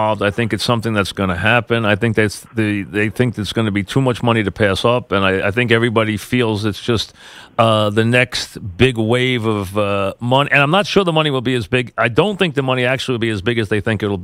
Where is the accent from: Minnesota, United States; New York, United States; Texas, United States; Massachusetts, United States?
New York, United States; I'm still a New Yorker